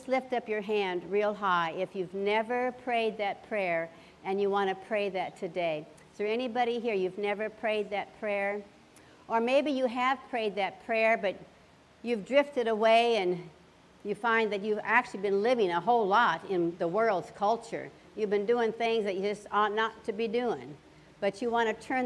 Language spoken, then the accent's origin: English; Nebraska, United States; I grew up in Nebraska, and I lived on an acreage.